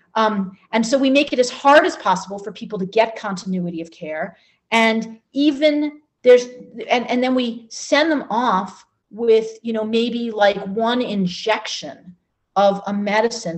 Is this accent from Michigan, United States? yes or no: yes; Ann Arbor, Michigan, United States; my hometown of Ann Arbor